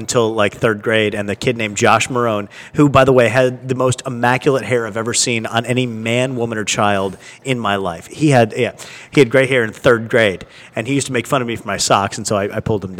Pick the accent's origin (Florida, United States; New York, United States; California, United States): California, United States; moved away; I grew up in California, but we spent our summers in Michigan.